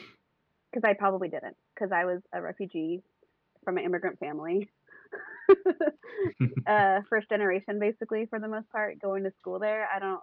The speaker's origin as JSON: {"language": "English", "region": "Northern California", "country": "United States", "tie": "born or raised there", "said": "I grew up in the NorCal"}